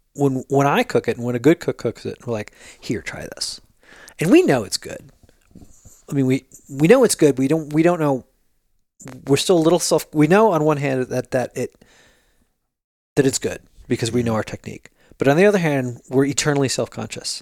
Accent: Jersey Shore, New Jersey, United States; now in California, United States; I grew up in the Jersey Shore

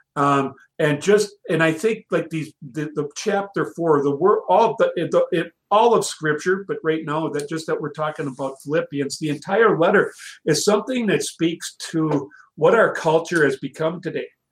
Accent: United States; as American Christians in this wonderful country of ours

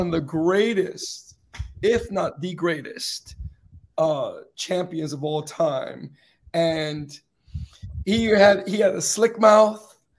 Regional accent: Northeast, United States; and I grew up in the Northeast. So in the Northeast, right, and during the heavy winters, right, you would travel along the path, you know, when the streets was full with snow

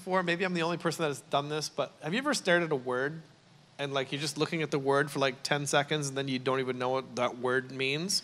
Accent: Canada; also born or lived in New York, United States; now in Newport Beach, United States; I'm Canadian

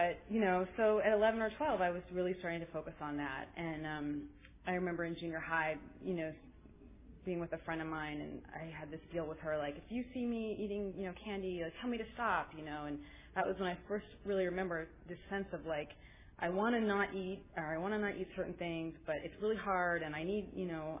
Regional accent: Berkeley, California, United States; I grew up around here. I grew up in Berkeley

